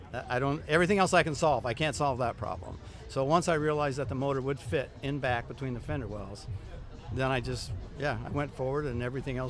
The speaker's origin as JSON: {"language": "English", "town": "Omaha", "region": "Nebraska", "country": "United States", "tie": "born or raised there", "said": "grew up in Omaha, Nebraska"}